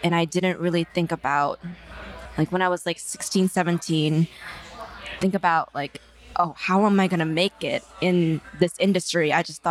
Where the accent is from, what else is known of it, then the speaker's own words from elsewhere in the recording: San Francisco, California, United States; moved away as an adult; now in New York, United States; I feel very fortunate to have my childhood be in San Francisco and then New York. They're two very diverse places, very accepting. I went to a performing arts high school